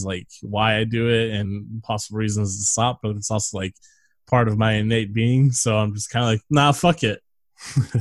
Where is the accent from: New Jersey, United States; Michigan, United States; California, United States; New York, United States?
California, United States; Northern; moved away; no one we knew growing up lives in that area anymore